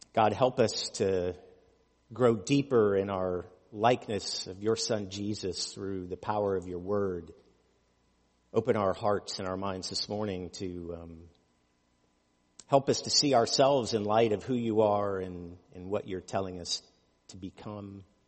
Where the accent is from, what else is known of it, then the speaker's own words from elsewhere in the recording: United States; As American Christians